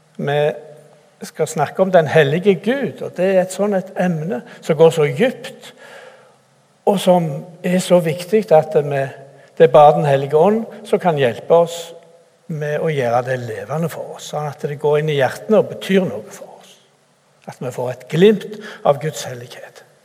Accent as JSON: {"language": "Norwegian", "town": "Randaberg", "region": "Rogaland", "country": "Norway", "tie": "born or raised there", "also_born_or_lived": "Cameroon / Bjerkreim / Bore", "moved": "as an adult", "said": "Jeg er opprinnelig fra Randaberg"}